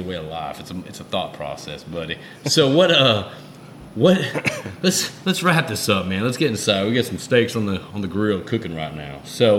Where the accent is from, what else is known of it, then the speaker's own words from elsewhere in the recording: Connecticut, United States; moved away; also born or lived in Houston, Texas; I was born in Houston, but I grew up in Connecticut, okay?